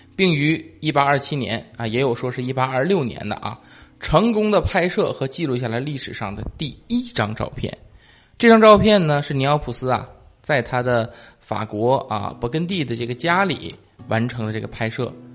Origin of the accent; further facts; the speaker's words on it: China; 看是我们中国人先发现的啊